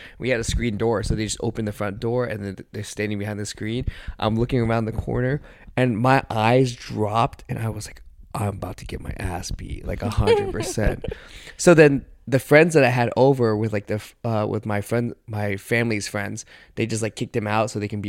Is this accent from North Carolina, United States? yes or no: yes; Raleigh, North Carolina, United States; also born or lived in Texas; I was born in Texas and then raised in Raleigh. But I was like 4 or 5.